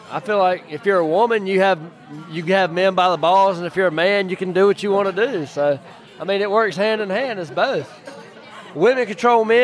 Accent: Lawrence, South Carolina, United States; I'm from Lawrence, South Carolina.

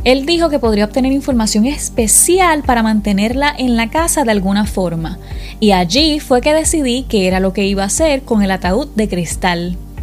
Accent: Puerto Rico; Yo soy de Puerto Rico

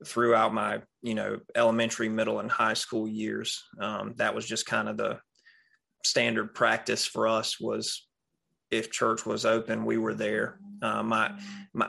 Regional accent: Raleigh, North Carolina, United States; also born or lived in San Diego; I am from the South. Born in Raleigh, North Carolina, still live in Raleigh, North Carolina. In fact, the only time I have really been away from my hometown is the 4 years I spent in the U.S. Navy

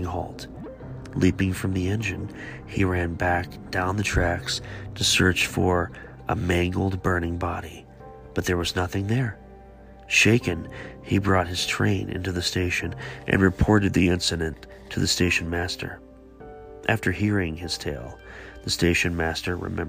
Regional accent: Beaver, Ohio, United States; also born or lived in Givens, Ohio; I grew up in a really small town called Beaver, Ohio

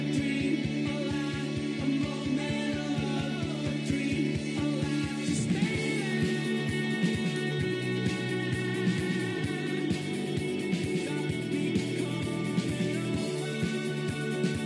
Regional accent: Wairoa, Hawke's Bay, New Zealand; also born or lived in Frasertown; a young bloke growing up in Wairoa and Frasertown

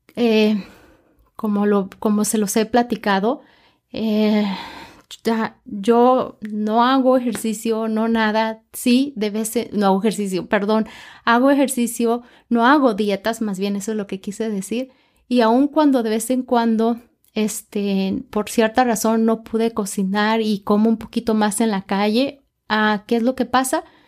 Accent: Mexico; yo soy mexicana

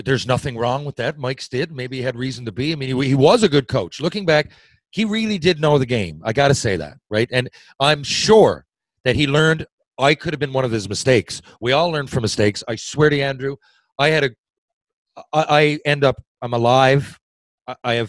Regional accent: Newfoundland and Labrador, Canada; I'm a Newfoundlander. Growing up, we had a defeatist attitude. We didn't leave the island much.

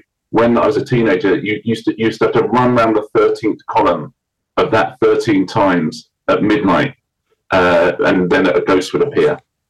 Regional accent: Sussex, South East England, United Kingdom; also born or lived in West London; now in London, United Kingdom; because I'm from Sussex, maybe we'll move back to Sussex at some point.

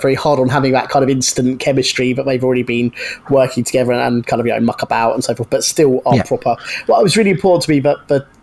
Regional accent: Brighton, South East England, United Kingdom; based in Brighton, my hometown

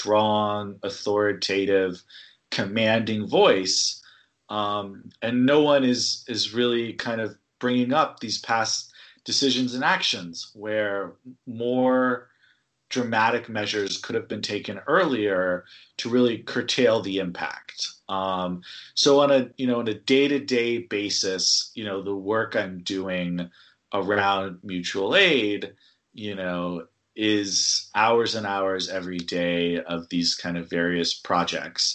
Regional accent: California, United States; moved away; I'm from California originally.

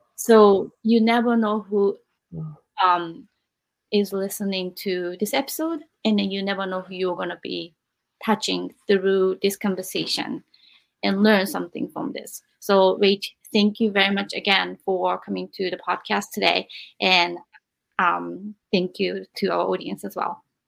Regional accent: Japan; also born or lived in America; now in United States; I'm in America and then I'm from Japan.

